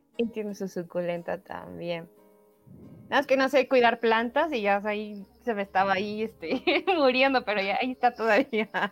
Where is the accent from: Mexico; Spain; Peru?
Mexico; Oaxaca; como oaxaqueños